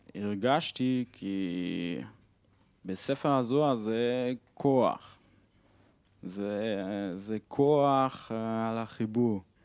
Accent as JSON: {"language": "Hebrew", "country": "Switzerland", "second_language": "Hebrew", "said": "אני משוויץ ואני בחופשה בארץ"}